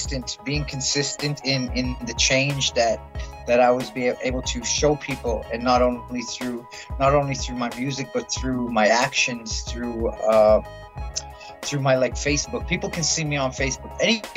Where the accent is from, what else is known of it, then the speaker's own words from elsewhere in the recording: South Dakota, United States; now in Calgary, Canada; So my background, I'm originally from South Dakota. Part Soto, part Cree, and part Mexican.